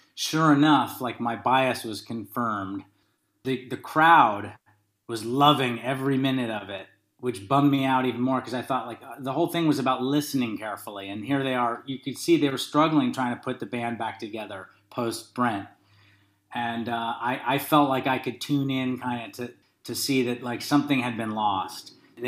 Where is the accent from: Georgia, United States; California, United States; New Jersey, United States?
California, United States; Berkeley; I grew up in Berkeley, California, and I had a neighbor across the street.